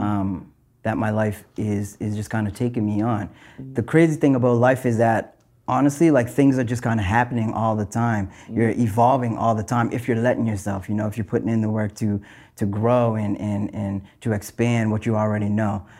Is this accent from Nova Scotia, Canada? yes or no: yes; North Preston, Nova Scotia, Canada; growing up in North Preston, I'm from North Preston